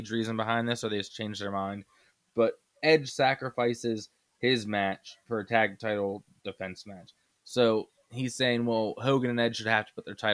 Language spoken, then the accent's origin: English; Canada; Give them reasons, not just we're Canadian.